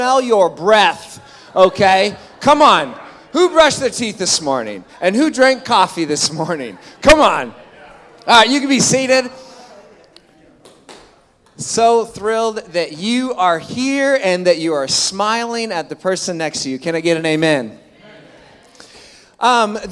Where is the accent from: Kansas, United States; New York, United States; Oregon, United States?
Oregon, United States; Clatsop County; my hometown church in Clatsop County